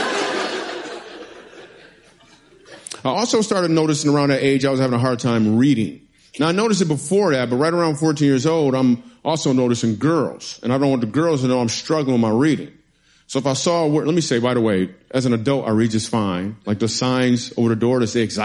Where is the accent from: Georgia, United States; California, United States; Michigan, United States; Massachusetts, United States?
Michigan, United States; moved away as an adult; also born or lived in New York City; The reason I moved to New York City is because I'm from Michigan